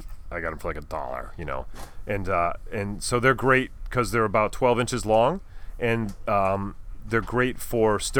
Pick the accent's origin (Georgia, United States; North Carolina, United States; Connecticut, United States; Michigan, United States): Connecticut, United States; Newtown; Newtown, which is the town that I graduated from high school